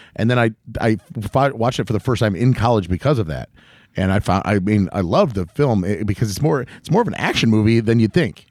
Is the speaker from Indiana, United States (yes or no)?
yes; Northwest Indiana, United States; we're from Northwest Indiana